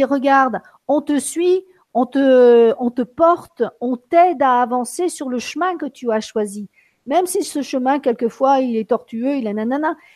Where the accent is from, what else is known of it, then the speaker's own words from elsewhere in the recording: France; born there; je me suis entendu dire je suis sicilienne, alors que je suis née en France, alors que j'irai pas habiter là-bas, que j'aime beaucoup la France